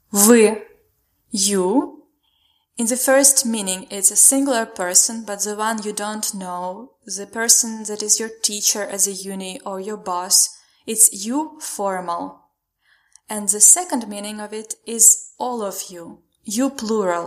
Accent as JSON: {"language": "English", "region": "Khmelnytskyi Oblast", "country": "Ukraine", "second_language": "English", "moved": "yes", "lives_now": "Kyiv, Ukraine", "said": "I live in Kyiv and originally I'm from Khmelnytska Oblast, which is more central than western."}